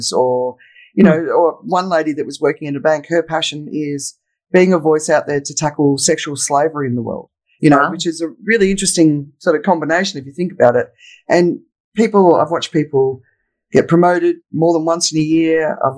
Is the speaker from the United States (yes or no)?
no; Australia; moved away as an adult; now in Phuket, Thailand; So I'm Australian. I'm living in Phuket in Thailand. And I left Australia in 1995.